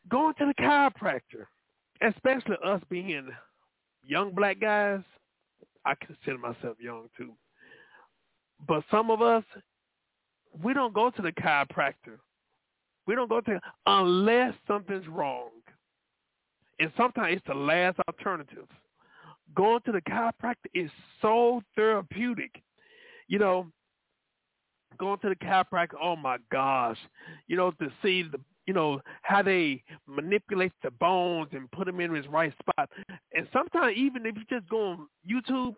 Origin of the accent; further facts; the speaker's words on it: Dallas, Texas, United States; I was born in South Dallas, but raised in Oak Cliff